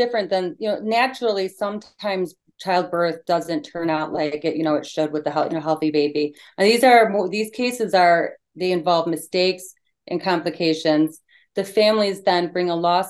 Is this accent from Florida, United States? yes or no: no; Michigan, United States; I'm from Michigan, and I have been an attorney for over 20 years